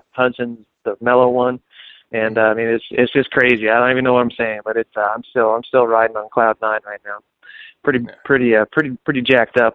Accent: Phoenix, Arizona, United States; I'm from Phoenix, Arizona

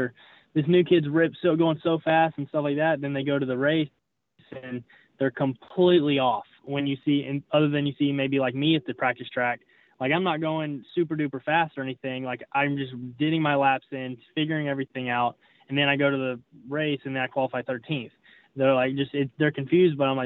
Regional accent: Tennessee, United States; moved away; also born or lived in Tallahassee, Florida / Texas; So I'm originally from Tennessee. That's where I'm originally from. But I lived in Tallahassee, Florida for 8 years

